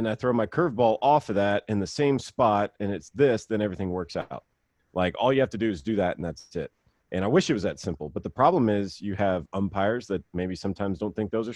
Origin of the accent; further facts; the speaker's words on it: Mississippi, United States; we live, you know, kind of off the beaten path growing up in Mississippi